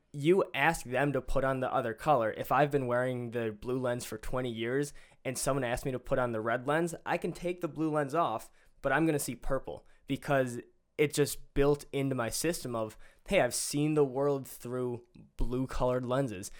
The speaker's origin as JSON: {"language": "English", "town": "Greendale", "country": "United States", "said": "I'm from Greendale High School"}